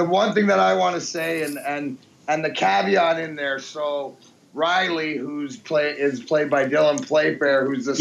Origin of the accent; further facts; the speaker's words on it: Leamington, Ontario, Canada; moved away as an adult; also born or lived in Peterborough, Ontario / Belleville, Ontario; now in Michigan, United States; growing up in Leamington, then Peterborough, then Belleville.